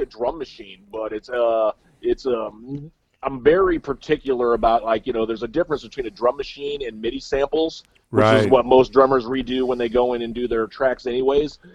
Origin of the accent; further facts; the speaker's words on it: Central Illinois, United States; also born or lived in Milwaukee area; now in Milwaukee, United States; I may be up in the Milwaukee area, but I'm from Central Illinois